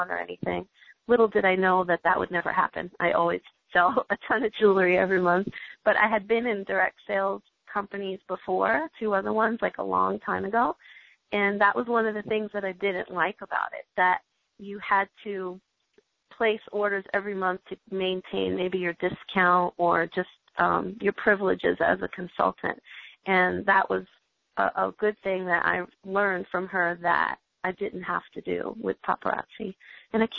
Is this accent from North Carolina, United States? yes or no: no; New York, United States; moved away; I'm originally from New York